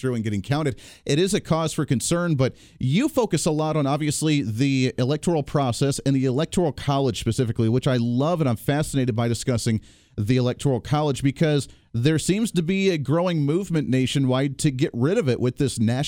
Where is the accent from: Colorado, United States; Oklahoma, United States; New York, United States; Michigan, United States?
Colorado, United States; moved away; my home state, coming from the Bailey area, Colorado Springs area